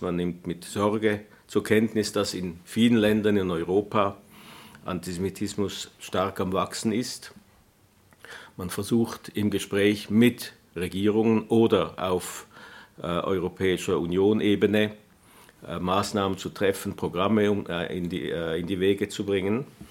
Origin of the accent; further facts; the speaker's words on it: Switzerland; wir als Schweizer